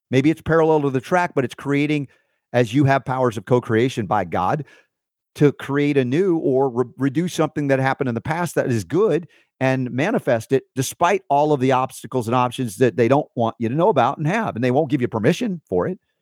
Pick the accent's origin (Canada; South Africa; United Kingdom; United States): United States; the South; I grew up i, in a, in a Jewish family in the South